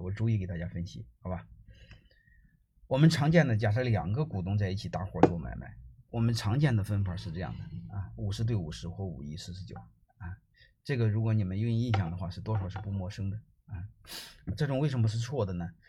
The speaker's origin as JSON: {"language": "Chinese", "country": "China", "said": "我们中国人"}